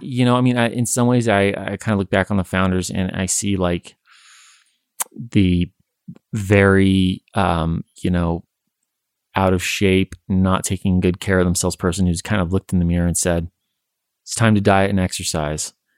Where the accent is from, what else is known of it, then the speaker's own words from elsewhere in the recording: Western United States, United States; I think growing up in the Western United States